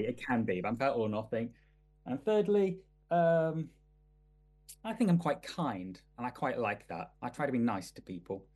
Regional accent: Manchester, North West England, United Kingdom; I grew up in I grew up in Manchester in the nineties, or eighties and nineties

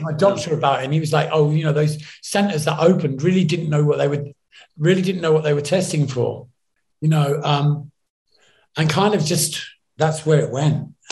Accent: New York, United States; growing up in New York

